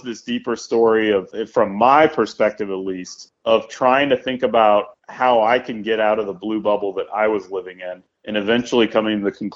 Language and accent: English; Sandpoint, Idaho, United States; moved away as an adult; also born or lived in New York; I grew up in Sandpoint.